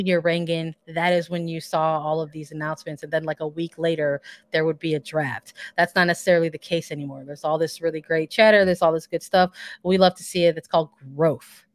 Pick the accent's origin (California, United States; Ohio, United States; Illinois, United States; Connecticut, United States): Illinois, United States; Chicago; I'm from Chicago